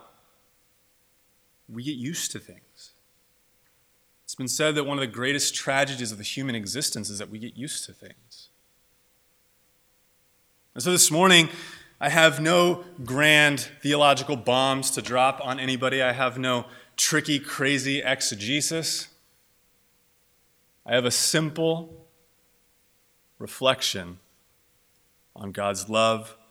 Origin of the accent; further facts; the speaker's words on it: Southern California, United States; also born or lived in North Dakota; I was raised in Southern California, moved down here when I was about 3 years old, went to college down here